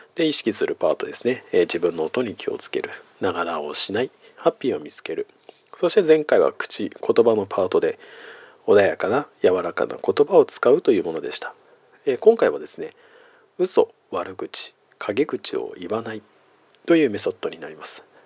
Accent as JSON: {"language": "Japanese", "region": "Iwate", "country": "Japan", "tie": "born or raised there", "also_born_or_lived": "Hokkaido / Eiheiji, Fukui", "moved": "as an adult", "lives_now": "Tokyo, Japan", "said": "岩手の生まれで大学はですね、まあ、極の北海道、えー、そして修行はですね雪深い福井県の永平寺というところにいたので冬はですね、まあ、常に雪の中で育った"}